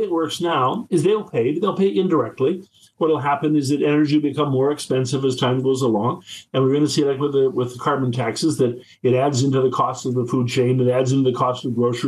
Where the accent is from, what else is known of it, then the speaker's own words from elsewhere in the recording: Whitehorse, Yukon, Canada; I grew up in Whitehurst